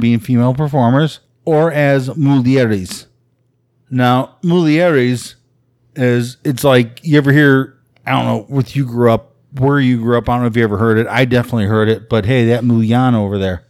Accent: Chicago, Illinois, United States; I grew up in Chicago

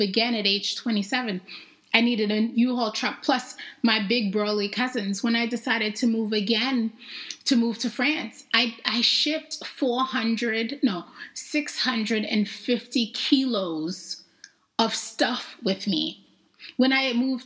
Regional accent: New York City, New York, United States; also born or lived in Jamaica; I grew up in New York. I was originally born in Jamaica. And then my parents decided to immigrate to New York City, which is where I learned, I guess, to be me

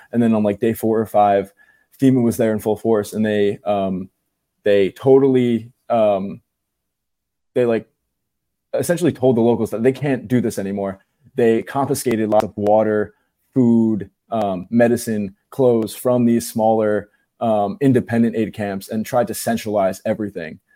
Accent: New Jersey, United States; I'm from New Jersey

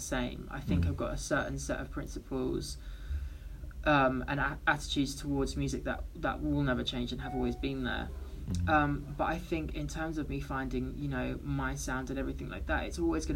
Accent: London, United Kingdom; I'm from London

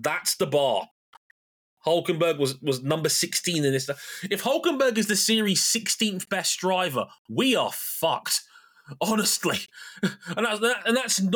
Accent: United Kingdom; also born or lived in Jamaica; As a Brit

